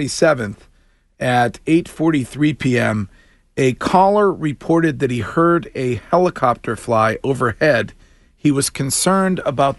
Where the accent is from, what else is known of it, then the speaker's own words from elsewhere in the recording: Stow, Massachusetts, United States; moved away; my hometown police department, the Stow PD